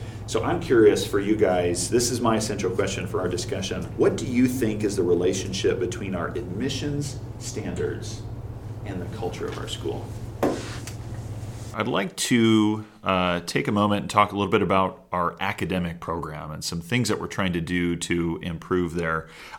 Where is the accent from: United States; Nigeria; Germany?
United States; Kentucky; I recently participated in a televised debate on national science standards being implemented in my home state of Kentucky.